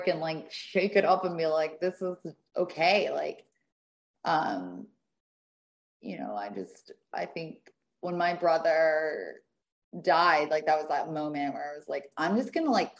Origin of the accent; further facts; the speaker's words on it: the South, United States; I come from the South